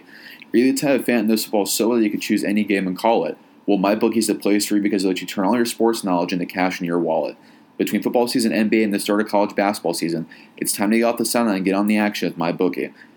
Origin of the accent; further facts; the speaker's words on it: Indiana, United States; now in Arizona, United States; I know I'm an outsider here. I'm from Indiana